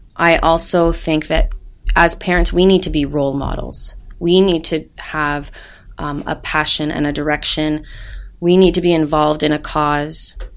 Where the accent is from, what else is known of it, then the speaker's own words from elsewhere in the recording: United States; I'm American